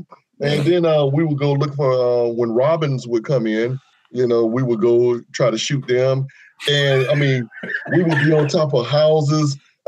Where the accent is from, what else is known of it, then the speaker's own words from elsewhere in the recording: Jacksonville, Florida, United States; I grew up here in Florida.